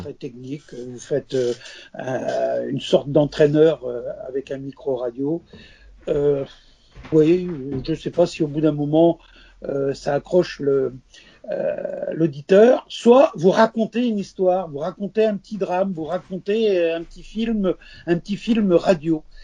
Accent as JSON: {"language": "French", "town": "Quimper", "region": "Brittany", "country": "France", "tie": "born or raised there", "said": "j'habitais Quimper déjà, un passage à niveau parce que mes parents étaient à la SNCF"}